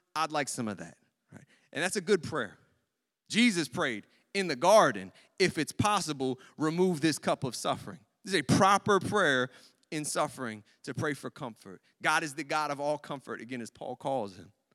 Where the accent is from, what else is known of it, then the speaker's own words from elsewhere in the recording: United States; As American Christians in our culture